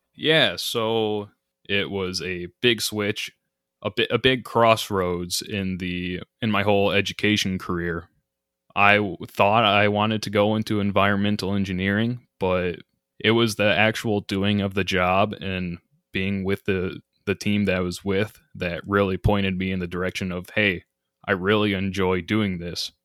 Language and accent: English; Grand Rapids, Michigan, United States; also born or lived in Houghton, Michigan; I'm from the Grand Rapids area initially